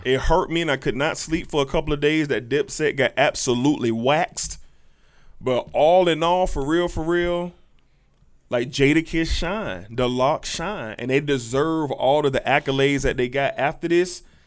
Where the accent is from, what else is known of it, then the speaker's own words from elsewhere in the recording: Jacksonville, Florida, United States; me growing up in the South, Duval County, I experienced all the Southness